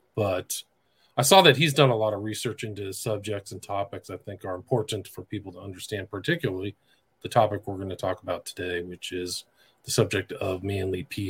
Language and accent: English; Northern California, United States; I grew up in Northern California